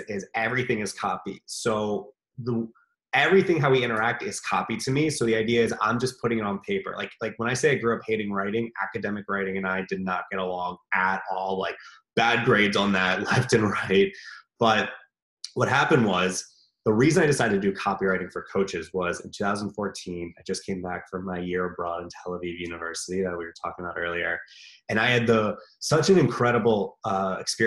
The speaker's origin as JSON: {"language": "English", "region": "Maryland", "country": "United States", "tie": "born or raised there", "also_born_or_lived": "Jerusalem", "moved": "as an adult", "said": "right now I'm back home where I grew up"}